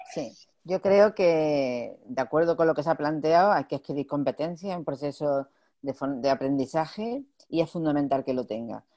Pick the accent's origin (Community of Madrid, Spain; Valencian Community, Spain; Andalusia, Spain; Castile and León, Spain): Andalusia, Spain; como buena andaluza